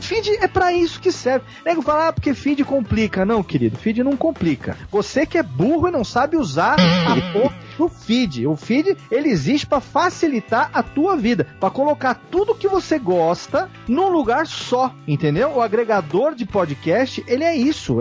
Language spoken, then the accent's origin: Portuguese; interior of São Paulo, Brazil; moved away; eu voltei pra minha terra natal aqui no interior de São Paulo, depois de ter ficado vinte anos longe daqui